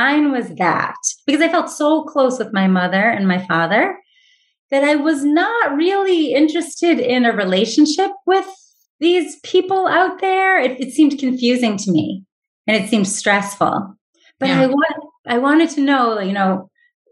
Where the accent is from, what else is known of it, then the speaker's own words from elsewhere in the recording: Watertown, Massachusetts, United States; also born or lived in Manhattan, New York; I was raised in Watertown, Massachusetts